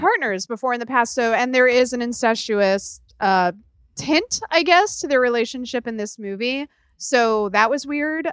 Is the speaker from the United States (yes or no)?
yes; Illinois, United States; where I grew up in Illinois